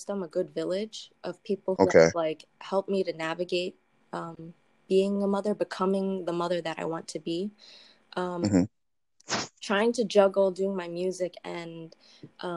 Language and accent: English; Spring Valley, United States; I'm from Spring Valley, born and raised